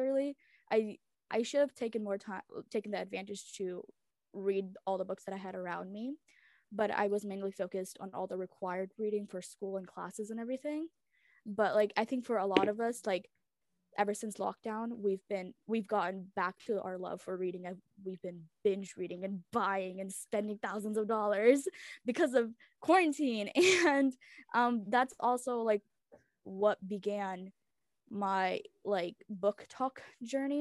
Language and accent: English; United States; English is a second language; also born or lived in Memphis, Tennessee / Chicago area; I was born in America, but I was raised on two different languages at home, and I learned most of my English through TV and, like, school.